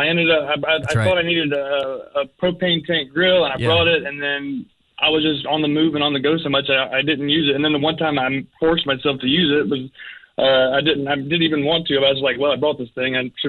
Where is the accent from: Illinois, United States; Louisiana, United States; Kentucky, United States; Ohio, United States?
Louisiana, United States; down by Baton Rouge; I'm from Louisiana, down by Baton Rouge.